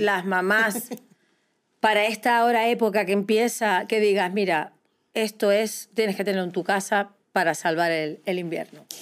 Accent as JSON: {"language": "Spanish", "region": "Canary Islands", "country": "Spain", "said": "yo tiro para mi tierra"}